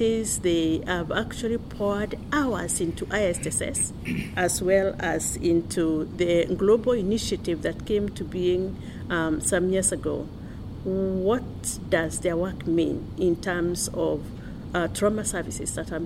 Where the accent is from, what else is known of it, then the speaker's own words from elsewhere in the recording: Kenya; I come from Kenya